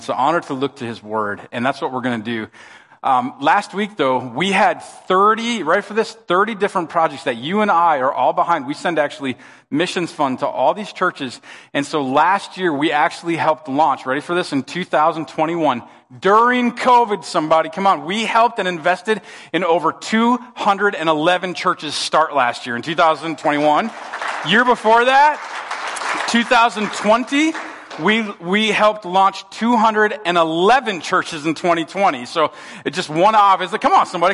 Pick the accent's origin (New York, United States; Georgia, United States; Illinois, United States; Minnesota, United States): Minnesota, United States; they knew I was from Minnesota